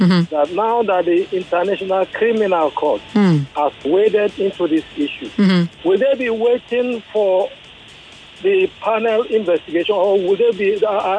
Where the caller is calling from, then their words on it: Ogun State, Nigeria; I'm calling from Ogun State.